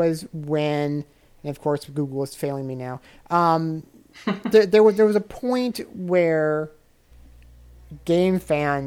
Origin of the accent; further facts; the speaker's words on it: Nebraska, United States; I moved back home and worked from Nebraska for the magazine